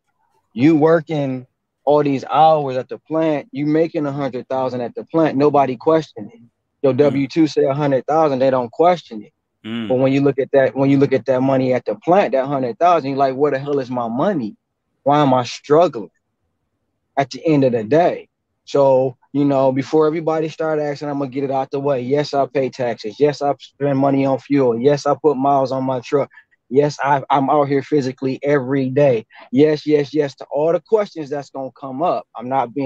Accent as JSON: {"language": "English", "town": "Detroit", "region": "Michigan", "country": "United States", "said": "I'm originally from Detroit"}